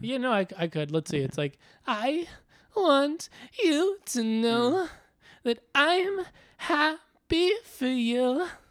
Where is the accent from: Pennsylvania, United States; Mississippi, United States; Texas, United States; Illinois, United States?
Illinois, United States; Chicago; now in New York, United States; when I moved to New York, I'm from Chicago